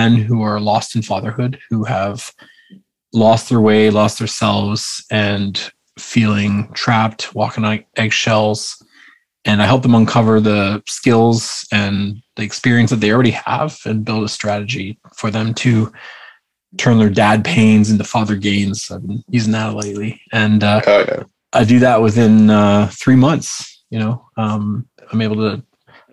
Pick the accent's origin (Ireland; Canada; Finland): Canada; Vancouver, British Columbia; Vancouver, British Columbia. So it's West Coast.